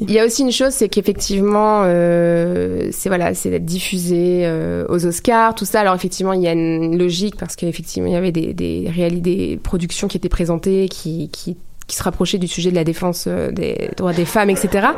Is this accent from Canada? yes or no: no; France; je suis française